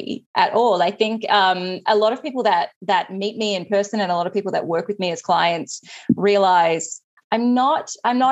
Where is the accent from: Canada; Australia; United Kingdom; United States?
Australia; I'm Australian